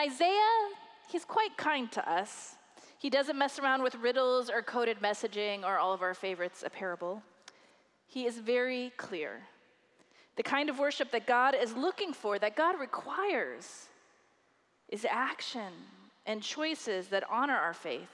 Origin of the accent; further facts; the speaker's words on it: Iowa, United States; my home state Iowan